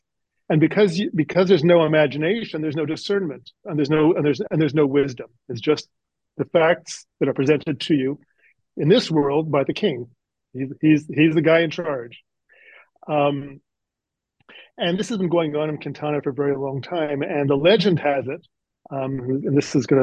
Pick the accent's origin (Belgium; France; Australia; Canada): Canada; accent: Canadian; also born or lived in Toronto / Nova Scotia; now in United States; I'm originally from Canada, so just up the road from New Jersey